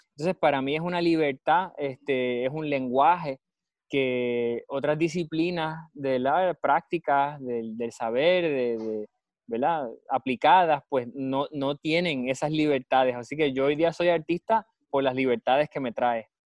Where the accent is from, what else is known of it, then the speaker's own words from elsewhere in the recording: Puerto Rico; En nuestra historia puertorriqueña